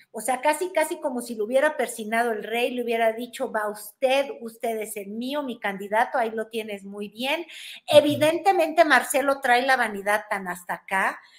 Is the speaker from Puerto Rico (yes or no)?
no; Mexico; le voy a enseñar cómo somos los mexicanos, que comemos bolillo para el susto